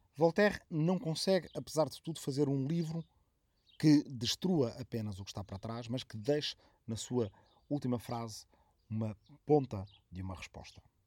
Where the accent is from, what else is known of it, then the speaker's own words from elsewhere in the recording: Arrifana, Ribatejo, Portugal; minha aldeia de origem, de Arrifana, no Ribatejo